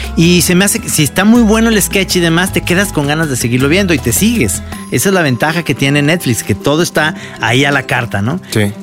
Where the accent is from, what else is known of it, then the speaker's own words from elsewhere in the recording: Guadalajara, Jalisco, Mexico; somos los tapatíos